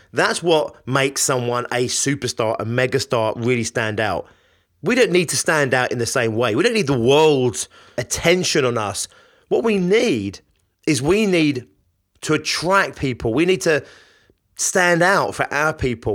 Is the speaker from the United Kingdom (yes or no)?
yes; London, United Kingdom; I'm from London